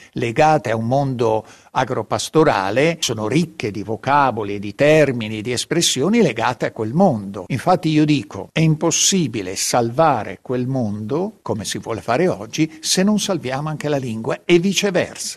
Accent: Italy; first language local Italian dialect; Italian is a second language

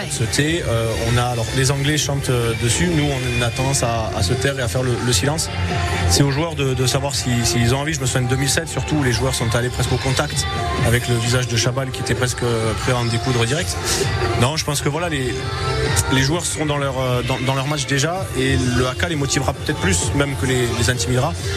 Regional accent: Toulouse, Occitania, France; quand on est Toulousain et à Toulouse

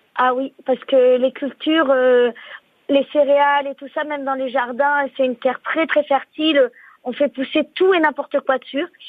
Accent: Puy-de-Dôme, Limagne plain, Auvergne-Rhône-Alpes, France; je suis née euh, dans le Puy-de-Dôme, oui. J'ai passé toute ma vie sur la plaine de la Limagne, sur la faille.

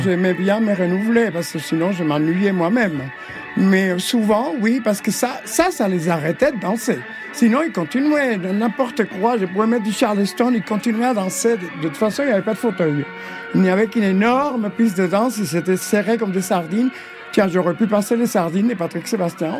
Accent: Havana, Cuba; moved away as an adult; also born or lived in Paris, France; now in France; Je suis né à La Havane, Cuba, oui.

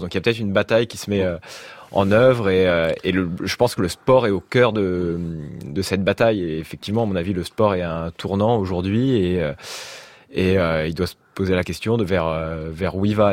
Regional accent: Normandy, France; moved away; au lieu où j'ai grandi en Normandie

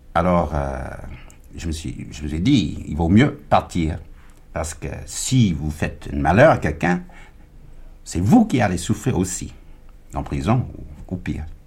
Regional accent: United States; French is a second language; moved away as an adult; also born or lived in Ghana; now in France; j'ai quitté les États-Unis

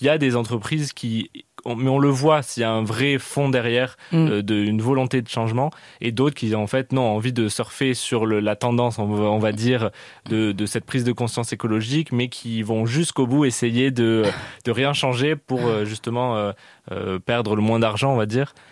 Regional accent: Canada; moved away; J'ai grandi au Canada

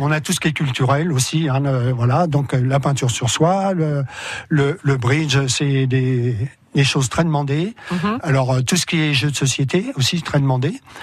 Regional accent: France; nous, en tant que Français

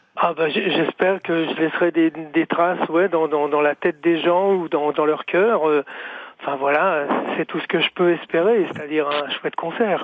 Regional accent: France; chez nous en France

